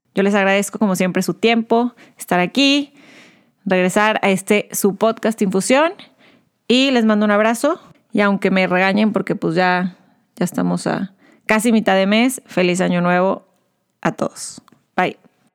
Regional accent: Mexico; Como mexicana, mujer comunicóloga

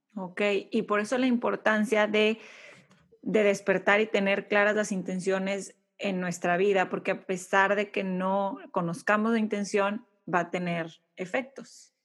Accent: Mexico; moved away as an adult; now in United States; soy mexicana viviendo, viviendo en Estados Unidos

